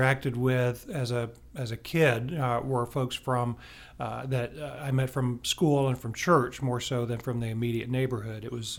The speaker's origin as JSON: {"language": "English", "town": "Houston", "region": "Texas", "country": "United States", "tie": "born or raised there", "also_born_or_lived": "Montgomery, Alabama / Philippines / Virginia / Maine", "said": "We call Houston home, but I was born in Montgomery, Alabama. We moved around quite a bit. We lived in the Philippines and in Virginia and in Maine when I was growing up. And then in my junior year of high school, we moved to Houston."}